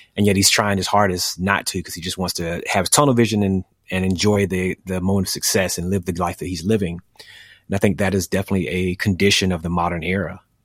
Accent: the South, United States; my experiences growing up in the South

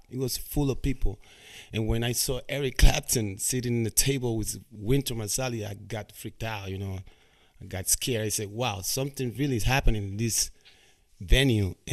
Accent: Cuba; English is a second language; moved away; when I came from Cuba in 1998.

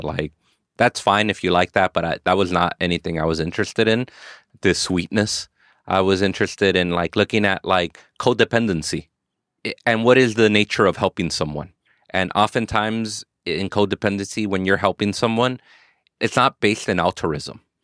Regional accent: Inglewood, California, United States; born or raised there; also born or lived in South Central Los Angeles

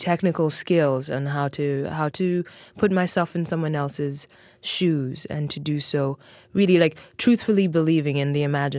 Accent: Mexico City, Mexico; born there; No, I was not. I was born in Mexico City, but in my parents chose that name in particular because in our language, it made some sense as well. We're from the Luo ethnic group

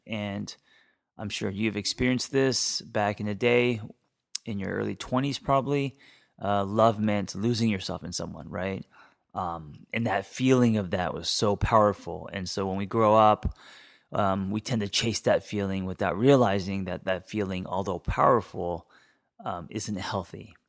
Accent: Los Angeles, California, United States; I grew up in Hollywood

